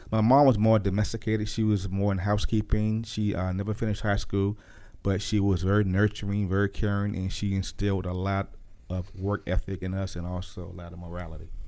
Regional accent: Norfolk, Virginia, United States; Born and raised in Norfolk, Virginia

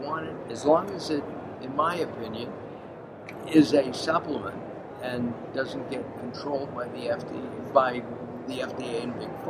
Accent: California, United States; I'm from California

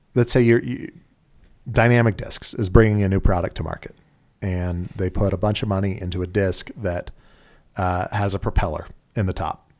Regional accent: Utah, United States; we're from Utah

